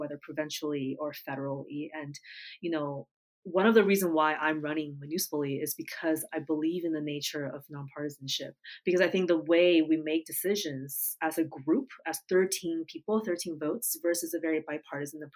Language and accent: English; United States; also born or lived in Japan; I grew up in the States, not too far from New York City